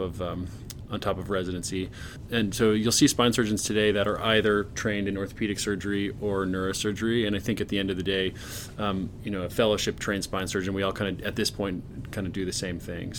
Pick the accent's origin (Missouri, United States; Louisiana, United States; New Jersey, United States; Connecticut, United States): Missouri, United States; Kansas City; moved away as an adult; also born or lived in Boston / New York City; I'm originally from the Midwest, from Kansas City, Missouri, where I grew up and did, you know, schooling and all that stuff.